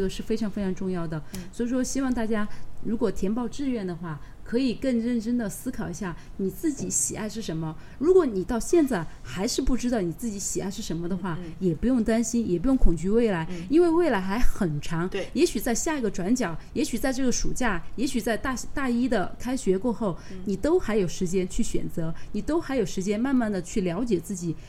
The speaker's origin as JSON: {"language": "Chinese", "region": "Sichuan", "country": "China", "said": "我其实作为一个四川人，我去了三星堆可能还是有四五次了吧"}